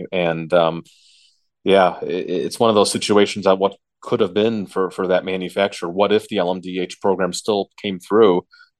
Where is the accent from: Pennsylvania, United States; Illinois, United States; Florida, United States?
Illinois, United States; Chicago; being a Chicago born and raised in the Chicagoland area.